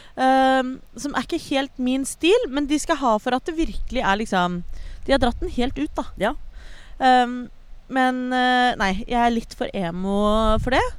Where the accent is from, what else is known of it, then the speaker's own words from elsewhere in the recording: Oslo, Norway; ellers så er jeg fra Oslo